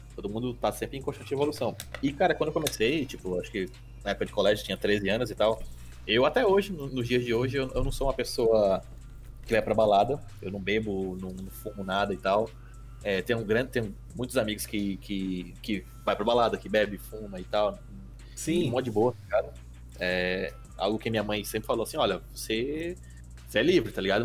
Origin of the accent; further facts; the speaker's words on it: Manaus, Amazonas, Brazil; now in Natal, Brazil; Eu até estranho quando eu cheguei em Natal, eu sou de Manaus